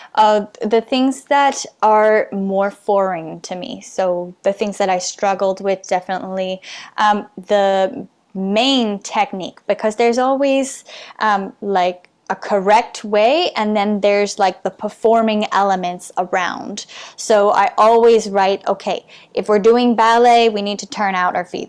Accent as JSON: {"language": "English", "country": "Canada", "said": "being Canadian"}